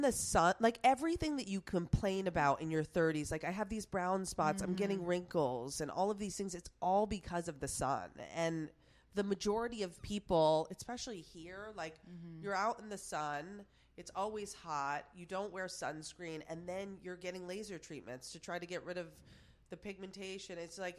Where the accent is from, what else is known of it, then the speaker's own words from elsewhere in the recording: Plattsburgh, New York, United States; Plattsburgh, New York. You've never, you have no idea, but it's like 30 minutes away from Montreal, Canada.